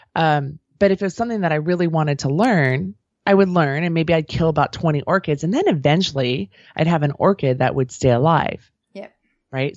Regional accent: outside of San Francisco, California, United States; I grew up outside of San Francisco

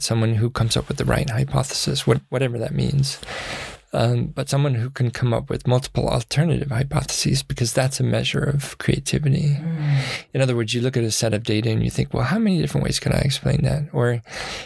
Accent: Jackson, Wyoming, United States; also born or lived in Western Nebraska; now in Boulder, United States; growing up in Wyoming. I mean, when we lived in Jackson Hole, Wyoming

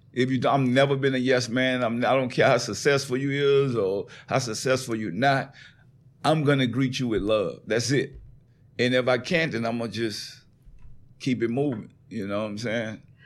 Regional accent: New Orleans, Louisiana, United States; accent: country; moved away as an adult; also born or lived in California; I moved to California. Mm-hmm. I'm from New Orleans. Mm-hmm. I don't sound like none of them out there when I get to California, I sound all the way country.

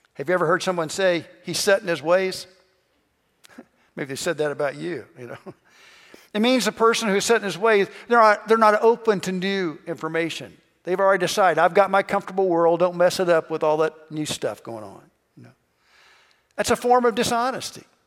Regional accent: Kentucky, United States; I'm from Kentucky

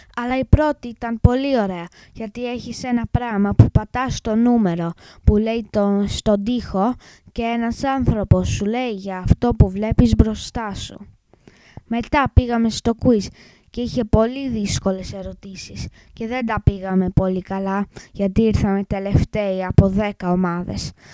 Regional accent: England, United Kingdom; Greek is a second language; είμαι έντεκα και είμαι Άγγλος. Η μαμά μου όμως είναι Ελληνίδα και θέλει αυτή να μάθω εγώ ελληνικά

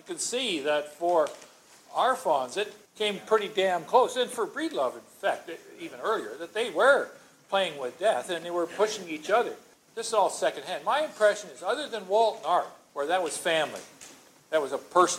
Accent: Canada; As Canadian in road racing

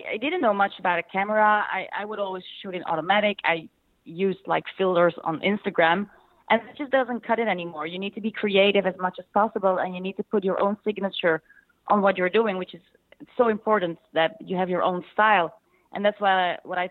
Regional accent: Belgium; I'm from Belgium

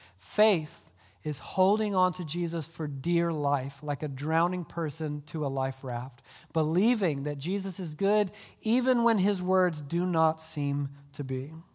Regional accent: Deep South, United States; I grew up in the Deep South

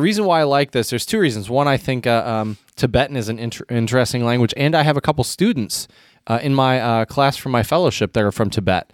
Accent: United States; as an American

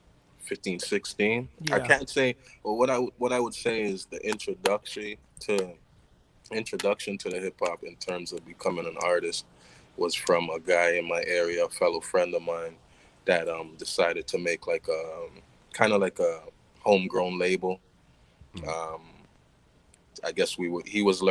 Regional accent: Toronto, Ontario, Canada; Born and raised in Canada, Toronto, Canada.

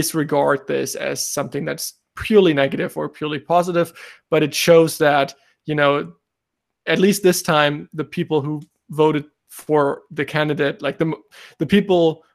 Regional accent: Germany; I'm from Germany

